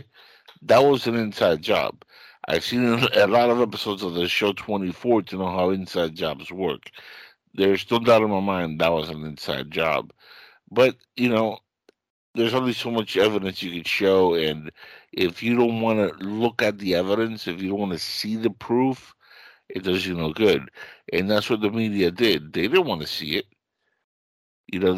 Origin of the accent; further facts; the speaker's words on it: Cuba; now in United States; I come from Cuba, and we escaped because of the simple fact that that was a revolution that destroyed my country